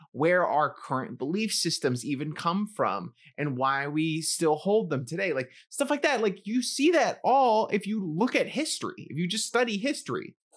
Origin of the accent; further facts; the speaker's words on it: New York City, New York, United States; I was growing up in the Bronx